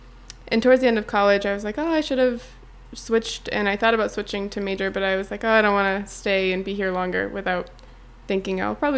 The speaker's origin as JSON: {"language": "English", "region": "New Hampshire", "country": "United States", "said": "And I'm from New Hampshire."}